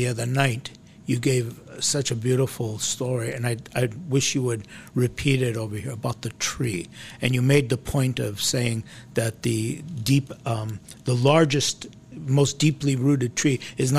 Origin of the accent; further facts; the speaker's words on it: United States; as an American sitting here in America